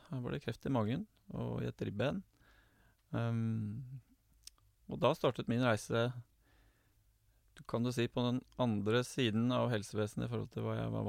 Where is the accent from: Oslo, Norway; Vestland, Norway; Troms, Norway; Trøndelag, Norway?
Oslo, Norway; now in Gjøvik, Norway; Ehm, det er hyggelig jeg er jo fra Oslo. Eh, men jeg bor nå på Gjøvik, og jeg er gift og har to barn.